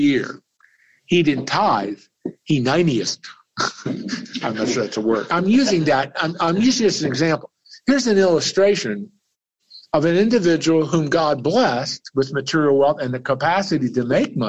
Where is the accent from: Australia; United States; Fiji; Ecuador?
United States; Lancaster, Pennsylvania; The library I grew up with back in Lancaster, Pennsylvania, was built by Andrew Carnegie.